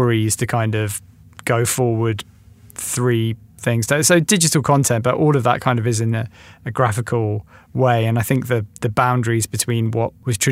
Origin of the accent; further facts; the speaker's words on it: England, United Kingdom; growing up in England